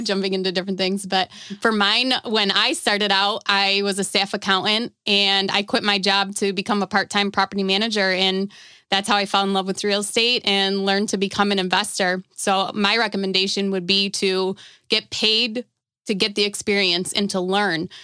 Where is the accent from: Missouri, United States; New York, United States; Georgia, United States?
New York, United States; Buffalo; I'm from Buffalo, New York